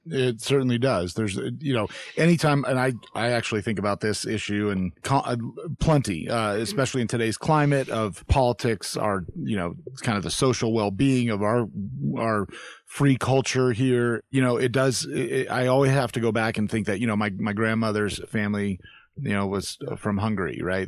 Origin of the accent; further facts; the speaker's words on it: Florida, United States; growing up in Florida as a kid